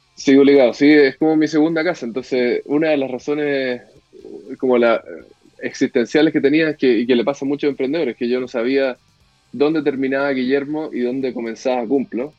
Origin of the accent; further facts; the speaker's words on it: Chile; moved away as an adult; also born or lived in Mexico; en Chile tenemos una, una, la suerte de que nacimos en Chile